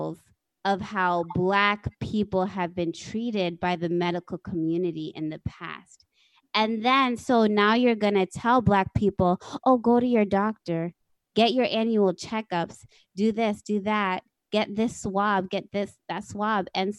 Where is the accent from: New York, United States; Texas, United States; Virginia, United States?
Texas, United States; I was born actually in Texas